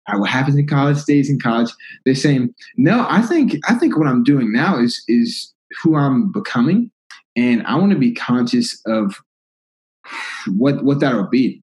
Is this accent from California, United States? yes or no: no; Lake Placid, Florida, United States; moved away as an adult; now in Tallahassee, United States; I'm from Lake Placid, Florida. Real small shout out Lake Placid, about 2000 population 2300. We got orange groves and cattle